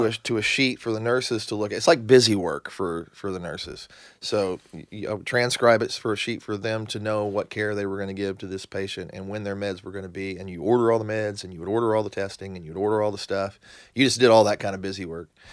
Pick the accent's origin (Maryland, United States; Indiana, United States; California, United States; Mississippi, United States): Indiana, United States; southern; also born or lived in Yuma, Arizona; now in Nashville, United States; I grew up in, uh, southern Indiana.